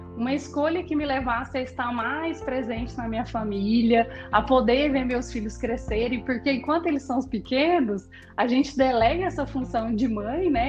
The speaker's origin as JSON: {"language": "Portuguese", "town": "Cuiabá", "region": "Mato Grosso", "country": "Brazil", "tie": "born or raised there", "also_born_or_lived": "Rio Grande do Sul", "moved": "as an adult", "lives_now": "Goiânia, Brazil", "said": "Nasci no Rio Grande do Sul, mas me criei no Mato Grosso e tive minha história profissional toda em Cuiabá."}